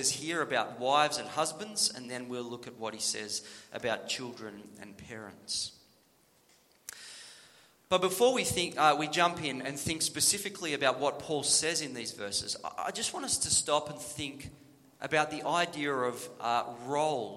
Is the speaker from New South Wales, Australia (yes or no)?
yes; New South Wales, Australia; When I was growing up in New South Wales